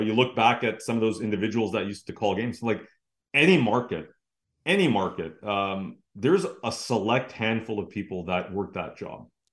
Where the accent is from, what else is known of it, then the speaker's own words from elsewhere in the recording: Vancouver, British Columbia, Canada; I grew up here in Vancouver